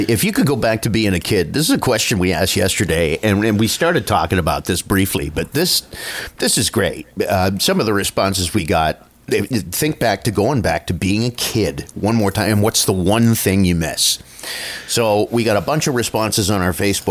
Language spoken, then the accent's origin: English; Niagara Falls, Ontario, Canada; I grew up in Niagara Falls